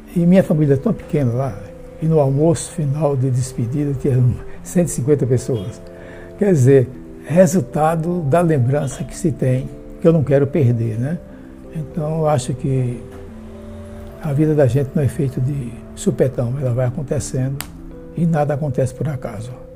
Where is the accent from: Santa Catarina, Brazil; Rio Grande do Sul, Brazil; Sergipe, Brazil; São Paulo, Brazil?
Sergipe, Brazil; a village in; now in Itabuna, Brazil; eu nasci numa vila em Sergipe, com um nome diferente, Baúba. Atualmente é cidade, né? E quando eu nasci só tinha uma rua tive, portanto, uma infância de roça mesmo